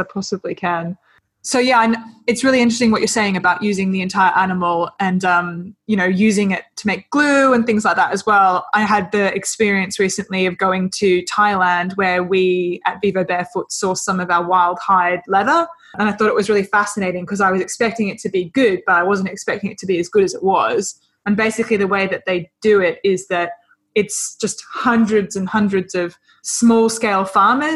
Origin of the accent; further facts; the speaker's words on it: Australia; accent: Australian; moved away; growing up in Australia